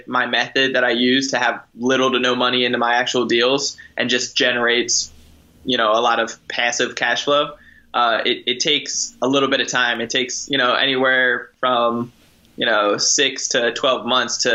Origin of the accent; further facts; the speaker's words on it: New Jersey, United States; moved away as an adult; now in San Diego, United States; I'm originally from New Jersey